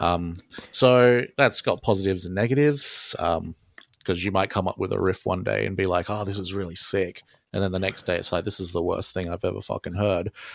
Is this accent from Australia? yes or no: yes; Australia; accent: Australian; I'm Australian